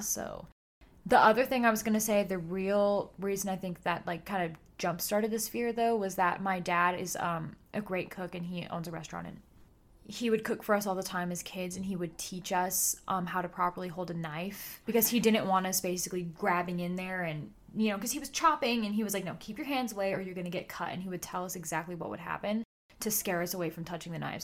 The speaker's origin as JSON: {"language": "English", "region": "California", "country": "United States", "said": "We're from California"}